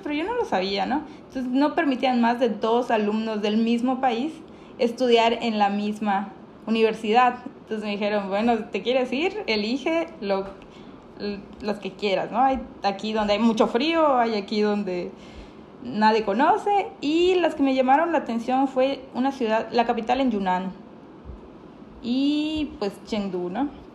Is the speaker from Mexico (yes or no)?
yes; Mexico; somos dos mexicanas